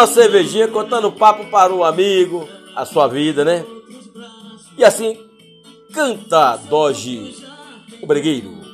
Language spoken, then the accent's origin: Portuguese; Paulo Afonso, Bahia, Brazil; also born or lived in Ceará; now in Jequié, Brazil; E na realidade sou de Paulo Afonso na Bahia, mas moro em Quié, na Bahia